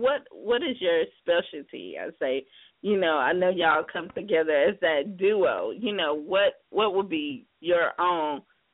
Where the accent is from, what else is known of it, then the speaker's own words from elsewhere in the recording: South Carolina, United States; now in California, United States; South Carolina, my home state.